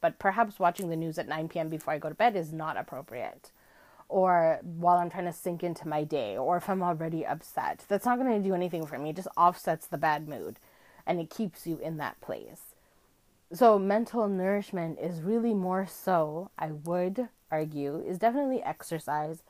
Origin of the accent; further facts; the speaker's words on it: Canada; I live in Canada, and as a Canadian